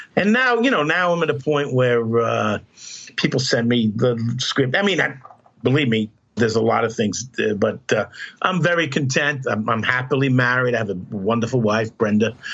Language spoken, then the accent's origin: English; New York City, New York, United States; growing up in Brooklyn, Catholic school